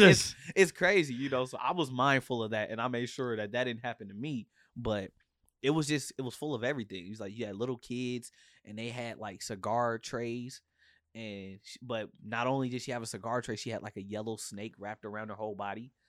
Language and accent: English; Portland, Oregon, United States; I'm from Portland, Oregon